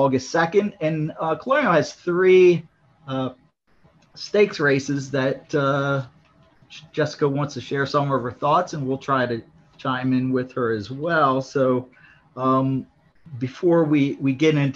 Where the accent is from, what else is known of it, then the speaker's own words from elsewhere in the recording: Maryland, United States; I'm born and raised in Maryland, came up through Pimlico and Laurel